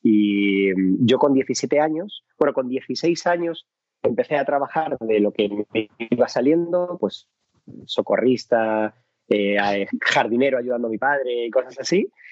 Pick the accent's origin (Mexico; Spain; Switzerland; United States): Spain; Madrid, Community of Madrid; yo soy de Carabanchel, un barrio que adoro, amo, eh, pero el Carabanchel de los 80 era un barrio complicado